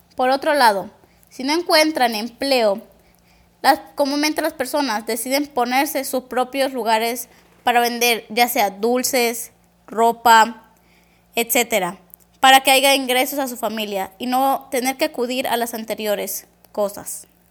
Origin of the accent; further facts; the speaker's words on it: southern Mexico, Mexico; Mi comunidad se encuentra al sur de México